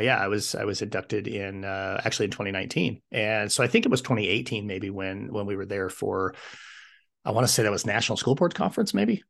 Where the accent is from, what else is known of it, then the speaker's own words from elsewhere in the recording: Wyoming, United States; moved away as an adult; I wanted to come back to my home state of Wyoming